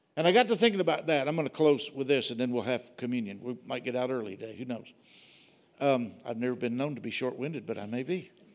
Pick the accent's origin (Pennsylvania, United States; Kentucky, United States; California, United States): Kentucky, United States; Wilmore; moved away; The church I grew up in was in Wilmore, Kentucky